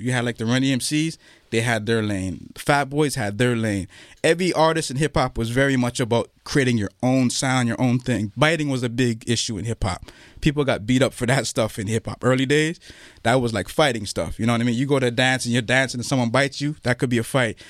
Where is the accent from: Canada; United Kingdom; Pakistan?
Canada; Toronto, Ontario; I grew up on Jane Street, Jane and Finn